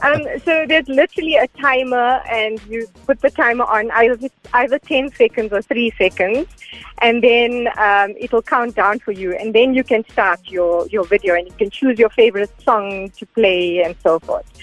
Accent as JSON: {"language": "English", "region": "Gauteng", "country": "South Africa", "tie": "born or raised there", "also_born_or_lived": "Durban / Pretoria", "said": "I was born in Durban, um, and when I was two years old, we moved to Gauteng"}